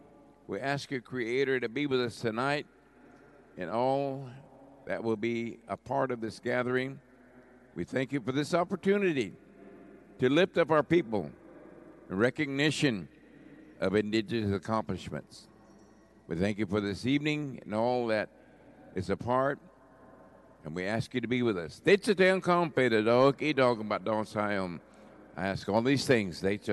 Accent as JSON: {"language": "English", "region": "Oklahoma", "country": "United States", "moved": "yes", "lives_now": "San Francisco, United States", "said": "I'm from the Kiowa Muscogee Creek tribes from Oklahoma, relocated here in San Francisco in 1962, and did most of my work here in the community, part of this community"}